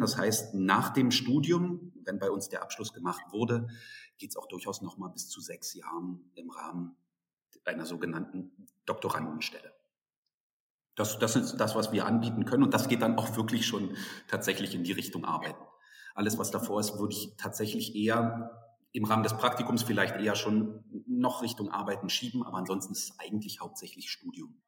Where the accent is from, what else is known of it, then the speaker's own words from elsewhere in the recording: Berlin, Germany; moved away as an adult; now in Dresden, Germany; Also ich bin aufgewachsen in Berlin, habe dort mein Abitur gemacht.